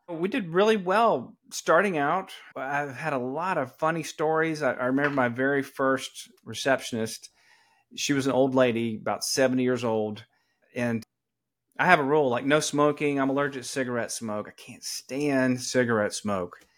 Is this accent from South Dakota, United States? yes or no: no; Atlanta, Georgia, United States; accent: Southern; moved away as an adult; also born or lived in New York City; I am from Atlanta, Georgia. I'm eighth generation Georgia.